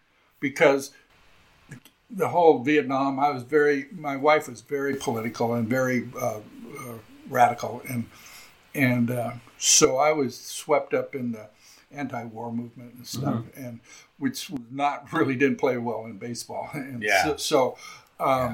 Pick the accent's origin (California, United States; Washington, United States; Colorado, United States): California, United States; moved away; this was my triumphant return to my home state.